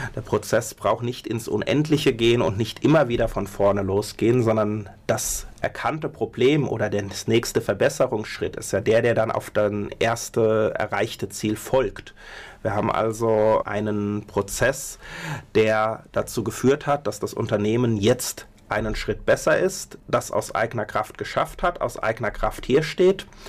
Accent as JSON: {"language": "German", "town": "Mainz", "region": "Rhineland-Palatinate", "country": "Germany", "also_born_or_lived": "Berlin", "moved": "yes", "said": "eigentlich bin ich Mainzer"}